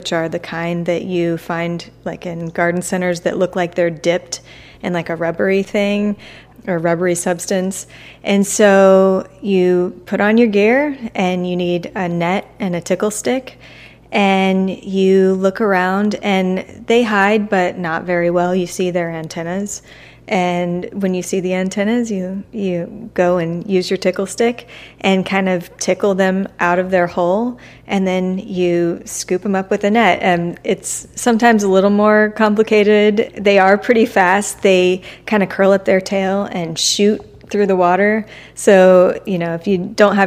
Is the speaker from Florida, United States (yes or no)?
yes; Tampa, Florida, United States; I'm from Tampa